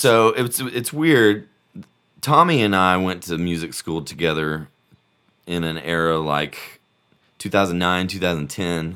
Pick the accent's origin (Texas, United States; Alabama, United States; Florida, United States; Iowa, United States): Alabama, United States; Birmingham; also born or lived in Auburn; I'm, I'm from Birmingham, born and raised